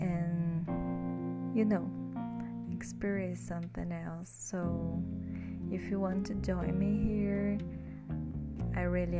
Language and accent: English; Brazil; English is a second language; Hi everyone … I'm from Brazil